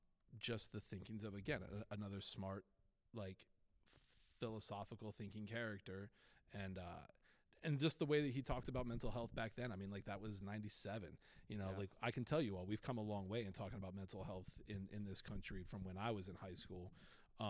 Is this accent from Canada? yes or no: no; Boston, Massachusetts, United States; I'm a kid from Boston, so Good Will Hunting is just like you're not allowed to be a dude who's in his midlife from Boston and not have Good Will Hunting be your favorite movie.